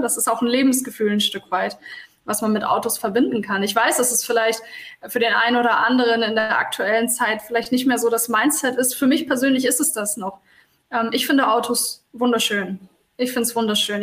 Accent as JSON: {"language": "German", "region": "Hamburg", "country": "Germany", "tie": "born or raised there", "said": "bin Hamburgerin, bin in Hamburg geboren"}